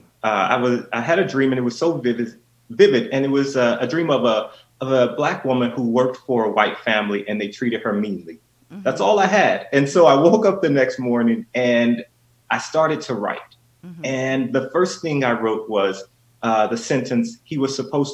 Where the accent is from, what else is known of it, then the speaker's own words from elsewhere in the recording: Memphis, Tennessee, United States; growing up in Memphis, Tennessee